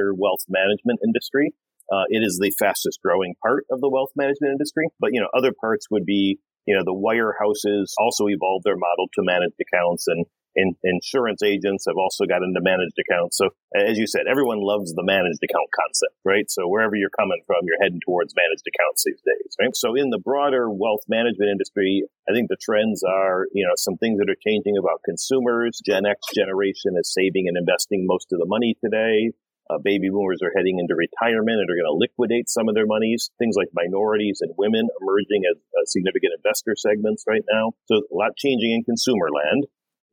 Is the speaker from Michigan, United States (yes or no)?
yes; Detroit, Michigan, United States; moved away as an adult; also born or lived in New York / London / Sydney, Australia; I grew up in Detroit